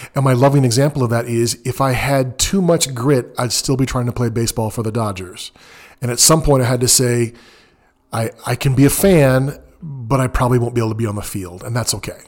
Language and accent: English; Southern California, United States; moved away as an adult; now in Texas, United States; I'm from mostly Southern California